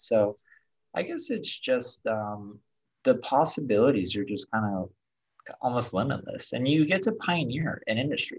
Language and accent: English; Detroit, Michigan, United States; I was born in Detroit.